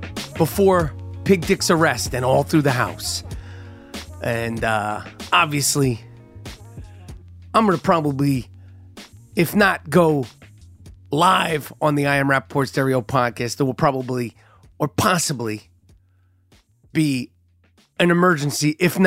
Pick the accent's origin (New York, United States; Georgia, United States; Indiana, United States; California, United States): New York, United States; New York City; I am born and raised in Manhattan, New York City, New York.